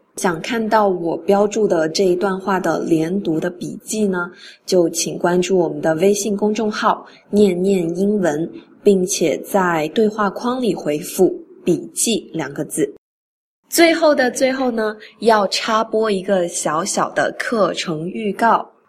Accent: China; 我们中国人根据汉语的发音习惯是一字一句都要发清楚的

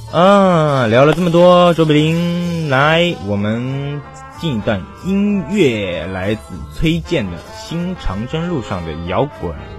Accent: China; 作为一个中国人

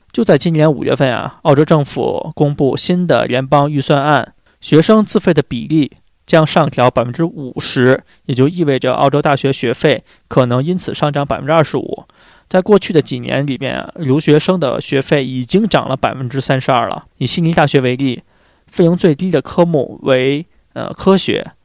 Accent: China; 我们中国人

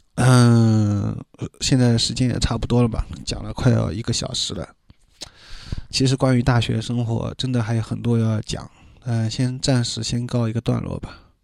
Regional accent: Shanghai, China; accent: Shanghainese; 我当时在里面说上海话又显得很尴尬

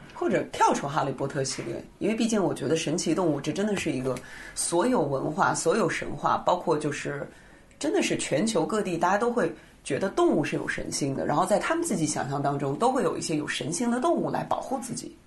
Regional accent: China; 我们中国人

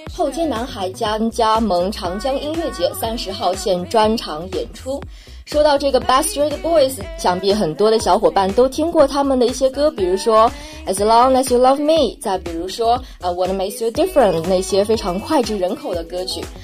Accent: China; 我们中国人的学习能力的确是非常强的

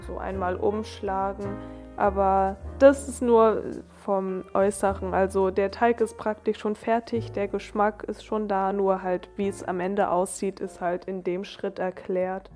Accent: Germany; als Deutscher

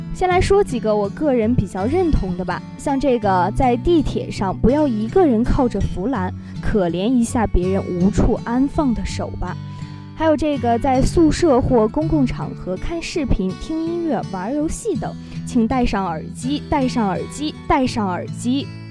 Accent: Northeast China, China; 作为一个东北人

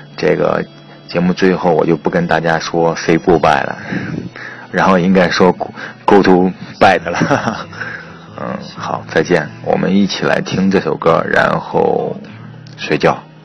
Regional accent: Henan, China; 我们河南话

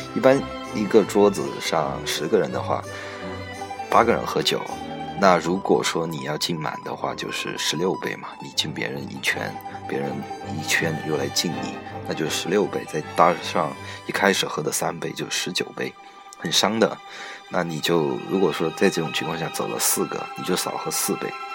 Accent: Guizhou, China; moved away as an adult; also born or lived in Shanghai; now in Ningbo, China; 我出生在贵州嘛，以前，在以前待的单位也是在家乡那边的公，公司

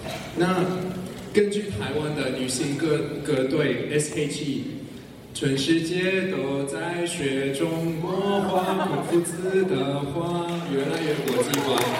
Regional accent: Australia; first language English; Chinese is a second language; 那虽然英语是我们的必修课，呃，这是因为我们的母语是英语。

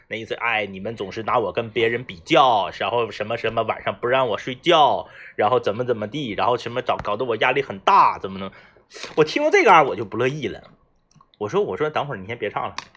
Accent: Changchun, Jilin, China; 而是说作为东北人，我接受不了那个味道

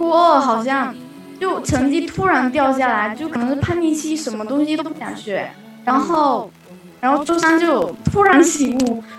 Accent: Fujian, China; 我是福建的。

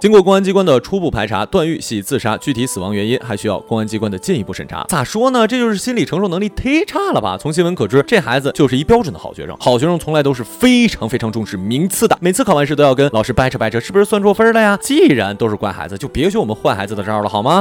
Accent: China; 我们中国人

